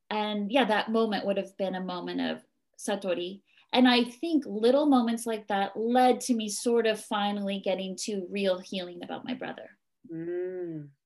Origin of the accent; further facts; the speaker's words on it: East Coast, United States; I grew up on the East Coast in a Catholic faith, and here I am, and it doesn't matter.